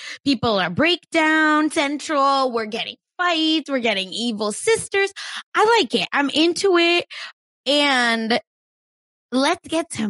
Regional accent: India; I'm Indian

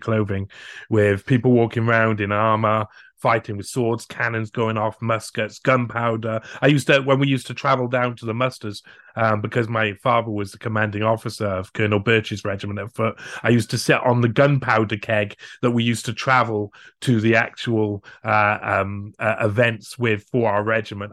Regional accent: Cardiff, Wales, United Kingdom; I'm from the capital city of Wales, so I'm from Cardiff.

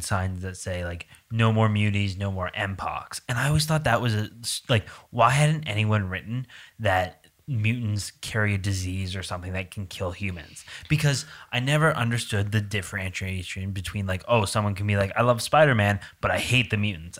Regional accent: Canada; I'm Canadian

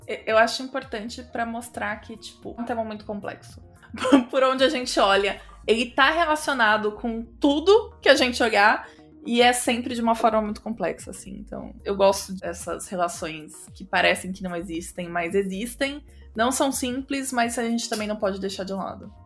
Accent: Brazil; now in Sorocaba, Brazil; sendo brasileira

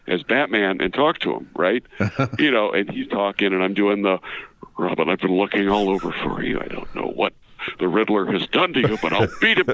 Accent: Carol Stream, Illinois, United States; I am from Carroll Stream, Illinois

